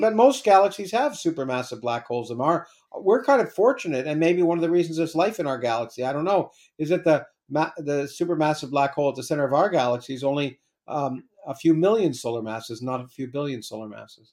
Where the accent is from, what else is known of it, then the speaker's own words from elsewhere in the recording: Canada; I was Canadian. I grew up in Canada.